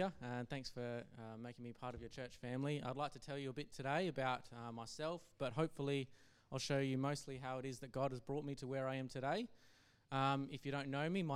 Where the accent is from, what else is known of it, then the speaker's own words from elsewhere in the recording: Geraldton, Western Australia, Australia; I grew up in Geraldton, a town roughly 4 hours north of Perth